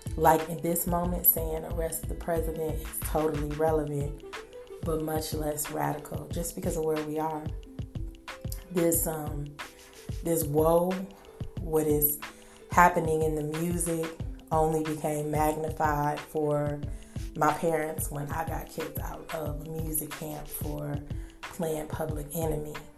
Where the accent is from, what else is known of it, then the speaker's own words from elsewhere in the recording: Milwaukee, Wisconsin, United States; I was born in the Midwest, Milwaukee, Wisconsin, circa 1970 something